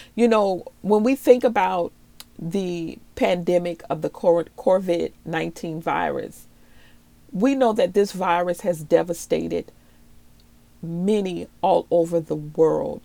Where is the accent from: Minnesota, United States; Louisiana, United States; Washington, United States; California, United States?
Louisiana, United States; New Orleans; moved away; also born or lived in Maryland; I'm originally from New Orleans and I was also raised in Maryland in the DMV area